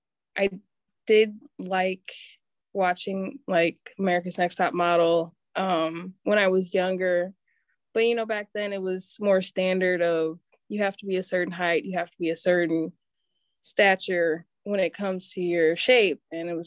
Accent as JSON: {"language": "English", "town": "Milwaukee", "region": "Wisconsin", "country": "United States", "tie": "born or raised there", "said": "Yes, I am."}